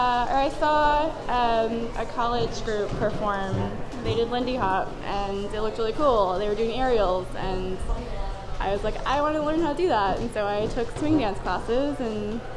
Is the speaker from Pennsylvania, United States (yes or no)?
no; San Francisco, California, United States; now in Seattle, United States; No, so I grew up in San Francisco. I lived in San Francisco for a very long time.